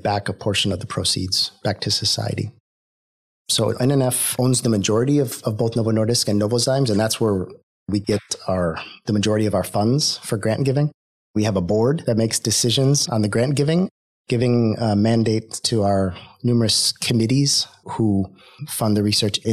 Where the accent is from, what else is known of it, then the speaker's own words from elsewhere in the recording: Ohio, United States; moved away as an adult; also born or lived in Washington, D.C. / Denmark; now in Sweden; I grew up in Ohio, in the United States.